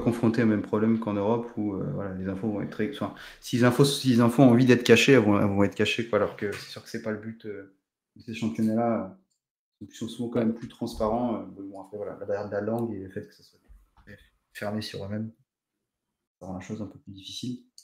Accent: Portugal; je suis portugais

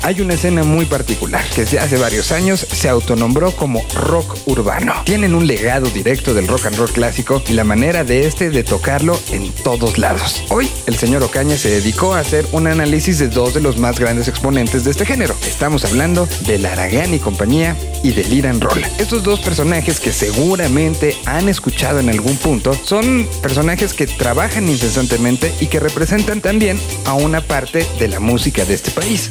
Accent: Mexico; los mexicanos

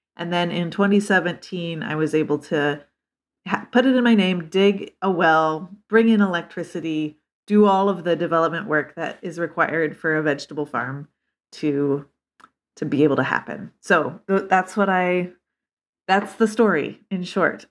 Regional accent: Lincoln, Nebraska, United States; moved away as an adult; also born or lived in Northfield, Minnesota; I grew up in Lincoln, Nebraska

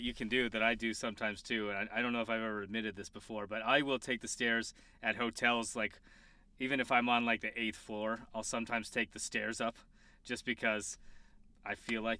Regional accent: Colorado, United States; Yeah, I'm just from Colorado.

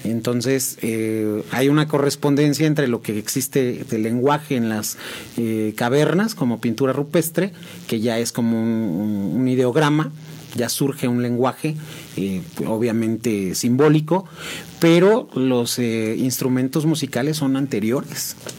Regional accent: San Juan del Río, Querétaro, Mexico; yo soy originario de San Juan del Río, 100% sanjuanense

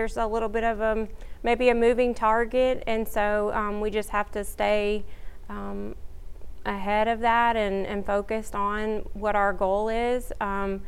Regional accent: Many, Louisiana, United States; moved away as an adult; now in Shreveport, United States; I grew up in Sabine Parish

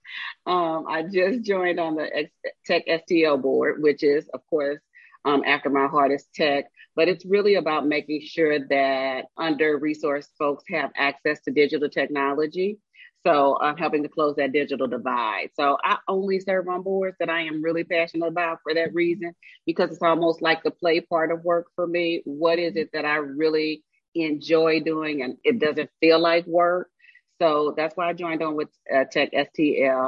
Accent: Kinloch, Missouri, United States; I was born in Kinloch, which is what is known in St. Louis as the first Black city. And we lived in the projects in Kinloch

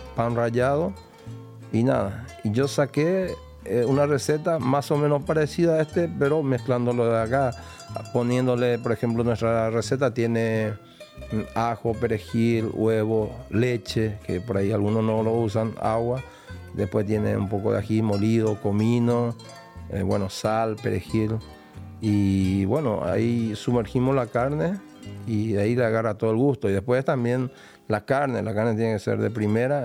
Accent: Paraguarí, Paraguay; now in Buenos Aires, Argentina; Yo soy de Paraguarí, una ciudad, ponele 60 kilómetros de Asunción

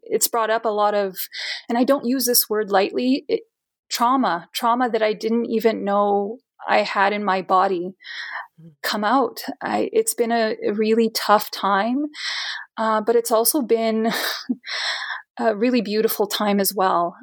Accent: Brazil; now in Edmonton, Canada; I immigrated into Canada uh, permanently around like 97, 1997. I'm from Brazil

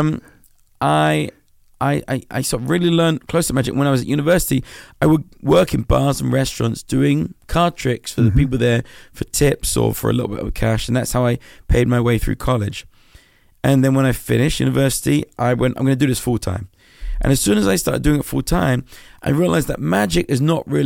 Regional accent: London, United Kingdom; I grew up in Southeast London.

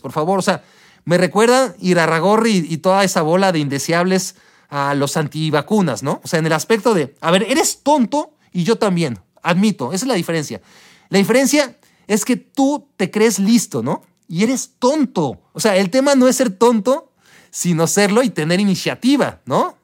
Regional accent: Mexico; como ciudadanos mexicanos

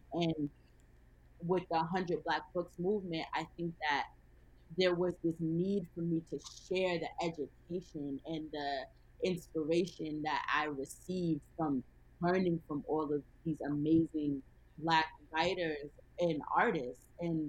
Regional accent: Mount Vernon, United States; have a big, a family style dinner for free in my hometown of Mount Vernon in honor of my 22nd birthday.

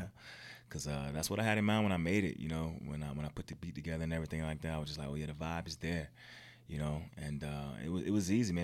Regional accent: Virginia, United States; moved away as an adult; I'm not from here. I'm from Virginia, actually.

